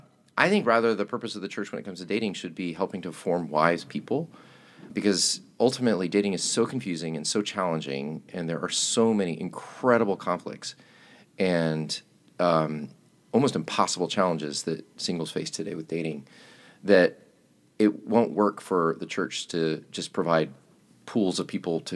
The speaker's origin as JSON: {"language": "English", "town": "Chattanooga", "region": "Tennessee", "country": "United States", "said": "We're both actually from Tennessee. She's from Nashville. I'm from Chattanooga."}